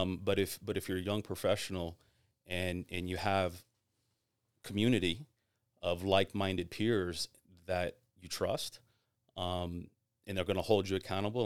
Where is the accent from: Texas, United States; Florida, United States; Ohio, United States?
Florida, United States; Tampa; I'm born and raised in Tampa